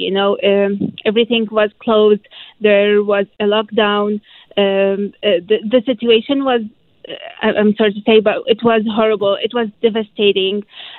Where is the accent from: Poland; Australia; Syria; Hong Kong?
Syria; Aleppo, Aleppo Governorate; English is a second language; also born or lived in Egypt; now in Vancouver, Canada; So I'm Syrian. I'm from Aleppo, which is northern Syria.